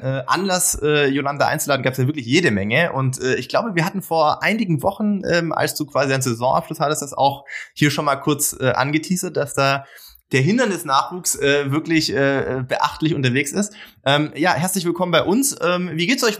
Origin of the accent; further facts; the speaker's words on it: Baden-Württemberg, Germany; ich komme ja auch aus Baden-Württemberg